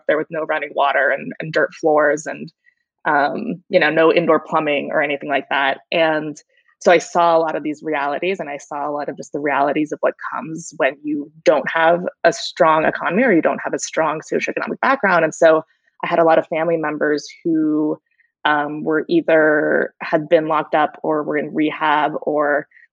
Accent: Austin, Texas, United States; moved away as an adult; also born or lived in Washington, D.C.; now in California, United States; I was born and raised there.

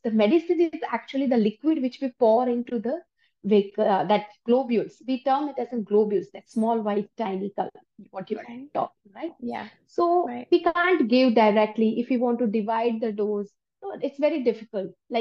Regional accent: India; moved away as an adult; now in United States; So I'm basically from India, and I moved to USA just 6 months back.

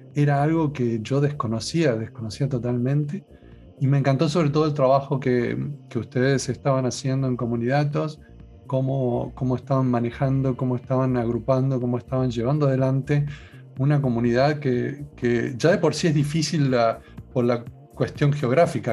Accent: Argentina; moved away; yo ya dije que era de Argentina

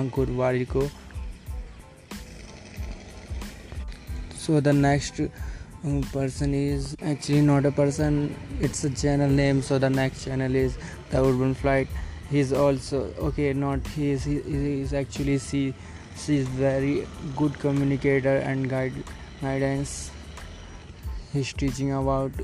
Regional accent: Delhi, India; English is a second language; I am from Delhi

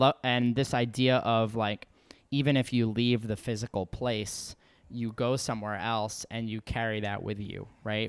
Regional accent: New York, United States; a New Yorker

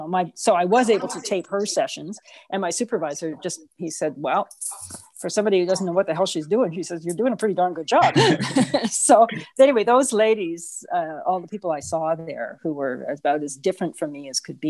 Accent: Canada; also born or lived in Edmonton, Canada; I grew up in Mayfair

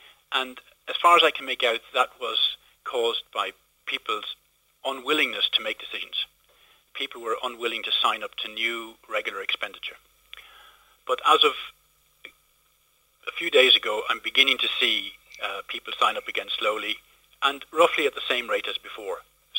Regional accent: Moone, County Kildare, Ireland; In a little village called Moon, County Kildare.

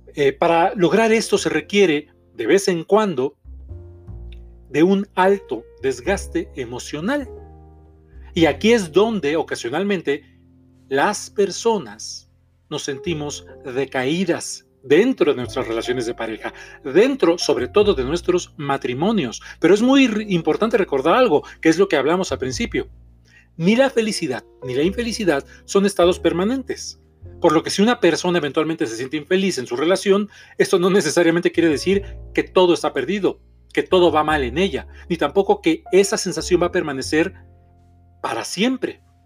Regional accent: Mexico City, Mexico; soy terapeuta mexicano, soy de la Ciudad de México

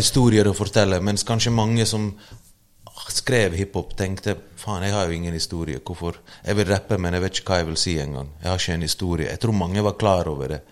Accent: Bergen, Vestland, Norway; also born or lived in Bosnia and Herzegovina; jeg vokste opp i Løvstakken, sosiale boliger

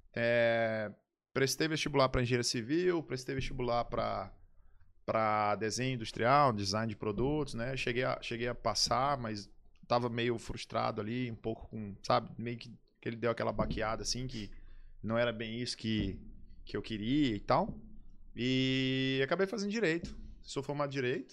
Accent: São Luís, Maranhão, Brazil; also born or lived in Salvador / Aracaju / Imperatriz; Nascido e criado em São Luís

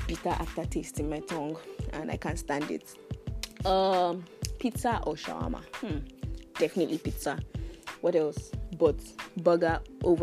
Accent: Edo, Nigeria; I am from Edo State.

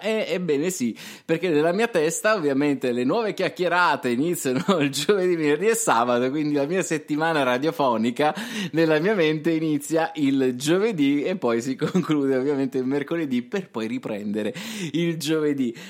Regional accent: Apulia, Italy; accent: Apulian; a me si sente il pugliese, cioè ci sta, siamo, siamo insomma del sud

